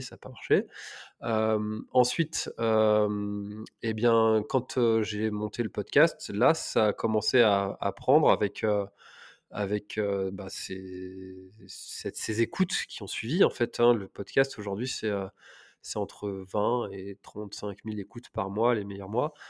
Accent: Telgruc-sur-Mer, Brittany, France; also born or lived in Paris; je suis originaire de Telgruc, donc la presqu'île de Crozon

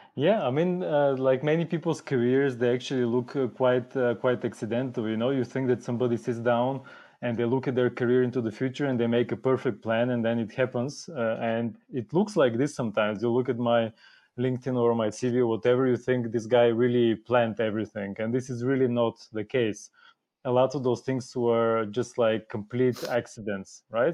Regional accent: Bulgaria; moved away as an adult; now in Germany; I'm originally from Bulgaria. Have, have lived in Germany for quite a long time now. Came to study in Germany and stayed

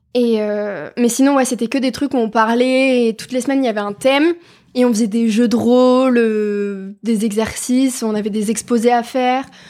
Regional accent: France

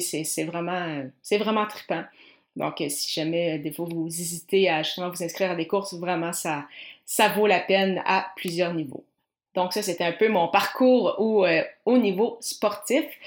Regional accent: Granby, Quebec, Canada; je viens de, de Granby

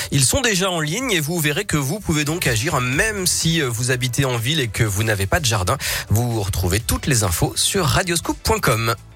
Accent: Auvergne-Rhône-Alpes, France; chez nous, en Auvergne-Rhône-Alpes.

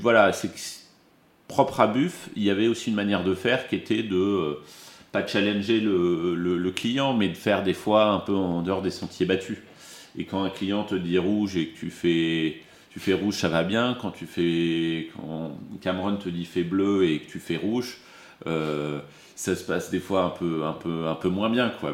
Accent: Dijon, Bourgogne-Franche-Comté, France; moved away as an adult; also born or lived in Lille / Arizona; now in Paris, France; J'ai grandi en, Bourgogne à Dijon

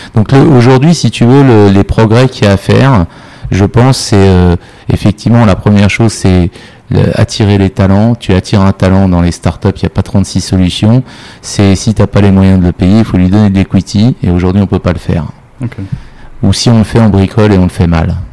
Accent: Paris, Île-de-France, France; moved away as an adult; now in Morocco; je suis parisien, je suis mhm. français et, parisien à l'origine.

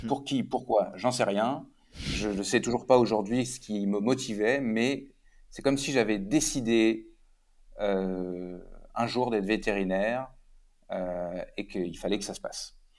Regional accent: Rouen, Normandy, France; moved away as an adult; also born or lived in Paris / Quebec; je suis né et j'ai grandi à côté de Rouen

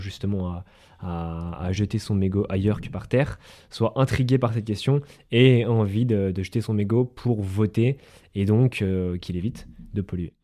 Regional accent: Haute-Savoie, Auvergne-Rhône-Alpes, France; chez nous en Haute-Savoie

